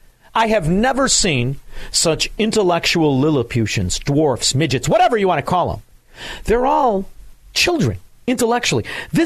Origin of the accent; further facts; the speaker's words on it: Melrose Park, Illinois, United States; also born or lived in Chicago; I'm from Melrose Park.